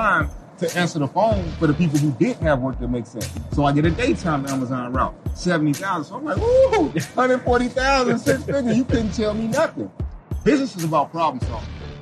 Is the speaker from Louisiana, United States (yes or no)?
no; St. Louis, Missouri, United States; I'm from St. Louis